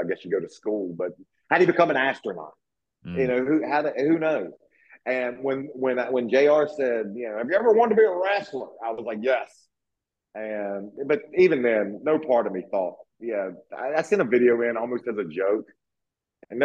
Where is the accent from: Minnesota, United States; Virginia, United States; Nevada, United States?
Virginia, United States; I grew up down in the South, you know, in Virginia